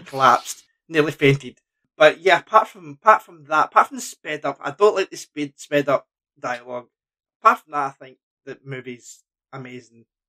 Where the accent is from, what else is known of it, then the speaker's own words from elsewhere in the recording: Lanark, Scotland, United Kingdom; I'm from Lanark